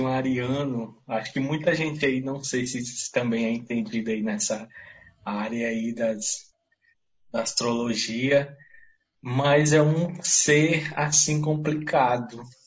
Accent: Teresina, Piauí, Brazil; moved away as an adult; now in Serra da Ibiapaba, Brazil; eu sou piauiense, mas criado em Teresina

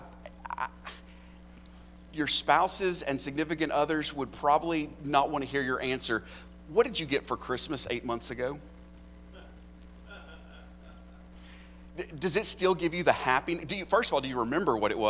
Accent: United States; I'm as American as apple pie.

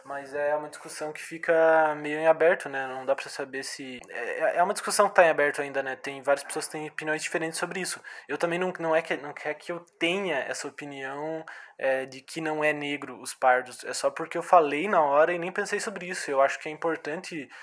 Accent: Canoinhas, Santa Catarina, Brazil; Somos de Canoinha, Santa Catarina, um lugar que é bem, bem tranquilo e tal.

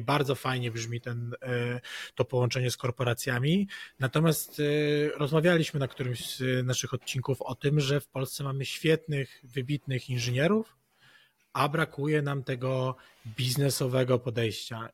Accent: Poland; jestem z Polski

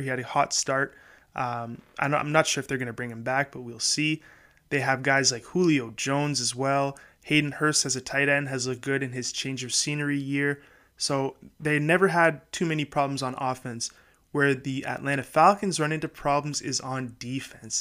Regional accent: Canada; being a Canadian

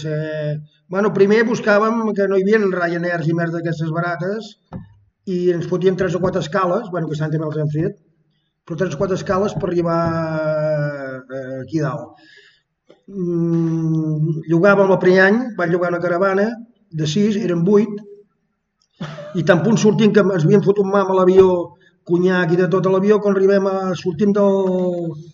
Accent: Sant Feliu de Guíxols, Catalonia, Spain; soc de Sant Feliu de Guíxols

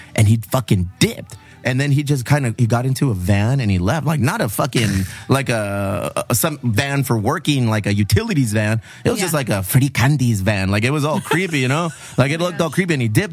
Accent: Bonita, California, United States; I grew up in Bonita

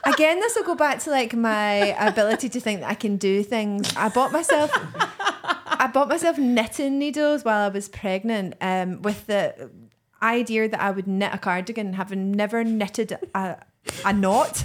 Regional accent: Greenock, Scotland, United Kingdom; my hometown of, of Greenock

